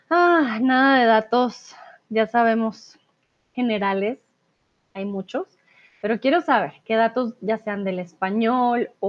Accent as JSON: {"language": "Spanish", "region": "Bogotá", "country": "Colombia", "said": "Yo vengo de Bogotá, así que no tengo un acento paisa."}